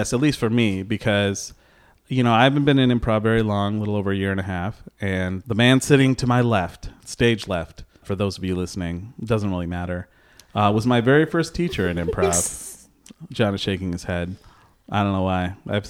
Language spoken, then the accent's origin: English; Dearborn Heights, Michigan, United States; also born or lived in Novi; Yeah, I grew up Dearborn Heights in Novi